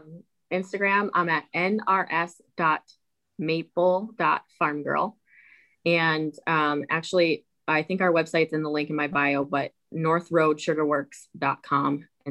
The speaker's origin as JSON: {"language": "English", "region": "New Jersey", "country": "United States", "tie": "born or raised there", "said": "And I was born in Jersey"}